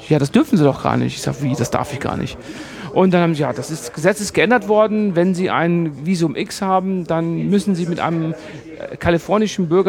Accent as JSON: {"language": "German", "country": "Germany", "said": "Normalerweise dachte ich eigentlich als Deutscher, du bist auf den Straßen unterwegs, das geht hier alles viel zu langsam"}